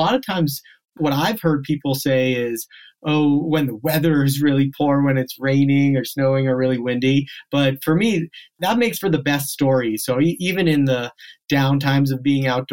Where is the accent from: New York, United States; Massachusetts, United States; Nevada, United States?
Massachusetts, United States; just outside of Boston in New England; also born or lived in South Africa; I was born in South Africa, I grew up on the East Coast, just outside of Boston in New England